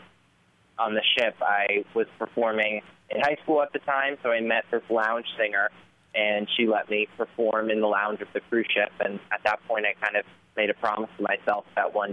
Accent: New Jersey, United States; I grew up in New Jersey, in a suburb of New York City

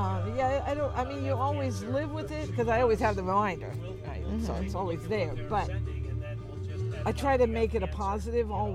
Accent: California, United States; also born or lived in Washington; now in Forest Grove, United States; Originally, I'm from California, but I lived in Washington for 17 years, and now I'm retired

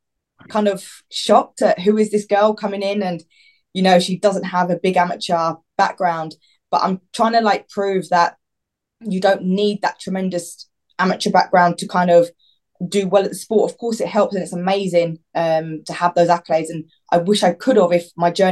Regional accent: Watford, East of England, United Kingdom; I'm also from Watford

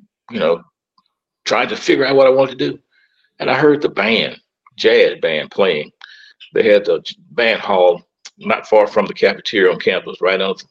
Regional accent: Starkville, Mississippi, United States; also born or lived in Oktibbeha County, Mississippi; now in Coldwater, United States; Well, I was born and reared in Starkville, Mississippi.

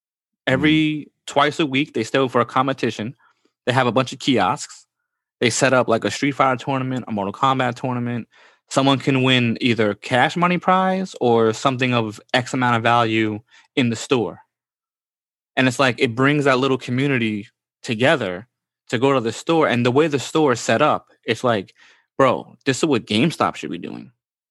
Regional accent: Bronx, New York, United States; So basically, we live in Queens, okay? Or I come from the Bronx.

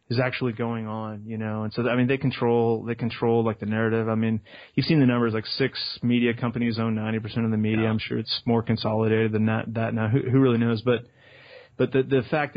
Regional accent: Austin, Texas, United States; I'm from Austin, Texas

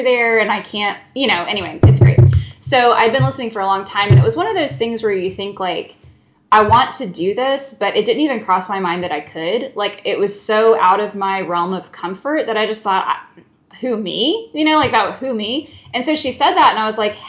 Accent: Lilburn, Georgia, United States; I grew up in Lilburn, Georgia, which is a few minutes northeast of Atlanta

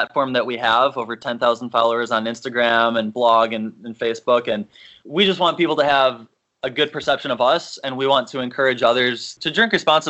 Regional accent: Illinois, United States; now in Minnesota, United States; I'm originally from Illinois. Katie's from Minnesota. We live in Minnesota, central Minnesota.

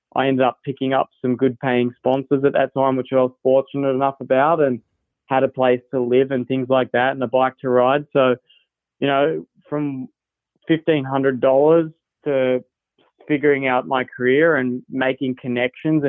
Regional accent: Australia; now in United States; being an Aussie

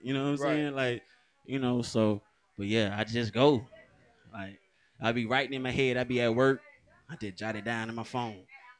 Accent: Alabama, United States; moved away; also born or lived in Cleveland, Ohio / Atlanta, Georgia; But all I know is like Alabama and Atlanta. You know what I'm saying? It all started in Alabama.

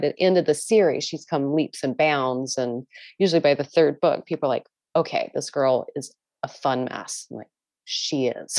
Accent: Maryland, United States; I grew up in Maryland

